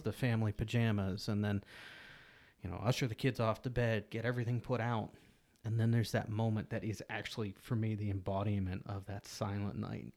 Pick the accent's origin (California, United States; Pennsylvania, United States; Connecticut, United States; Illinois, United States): Pennsylvania, United States; Pittsburgh; growing up in Pittsburgh